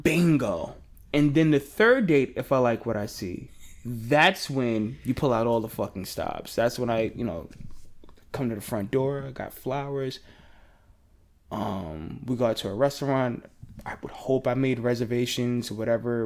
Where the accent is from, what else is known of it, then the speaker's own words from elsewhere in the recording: New York City, New York, United States; I'm from Queens